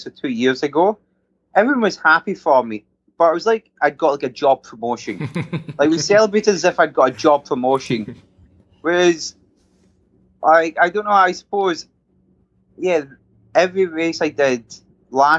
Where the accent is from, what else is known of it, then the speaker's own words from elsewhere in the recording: Scotland, United Kingdom; being Scottish